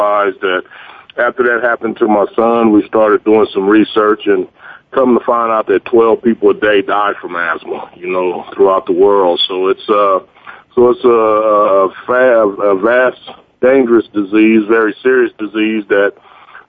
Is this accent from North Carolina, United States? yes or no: no; Fresno, California, United States; moved away as an adult; also born or lived in Las Vegas, Nevada; I'm originally from Fresno, California, born and raised in Fresno, California